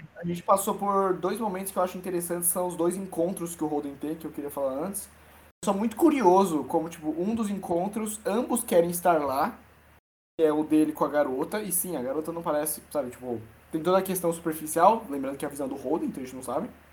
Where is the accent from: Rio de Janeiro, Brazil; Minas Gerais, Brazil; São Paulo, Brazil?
São Paulo, Brazil; Eu sou paulista